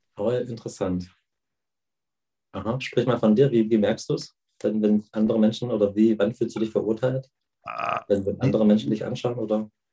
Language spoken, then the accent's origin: German; Germany; ich bin ja in der DDR aufgewachsen